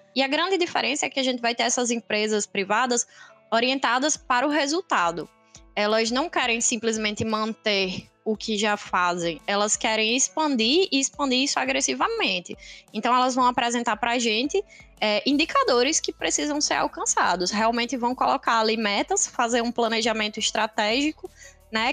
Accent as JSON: {"language": "Portuguese", "town": "Natal", "region": "Rio Grande do Norte", "country": "Brazil", "tie": "born or raised there", "said": "Nasci e cresci aqui em Natal"}